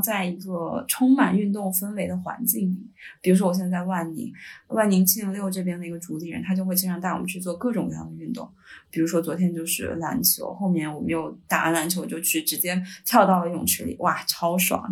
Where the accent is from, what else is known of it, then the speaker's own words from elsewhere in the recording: Hebei, China; 因为我是河北人，我们那个学校就有点类似于衡水中学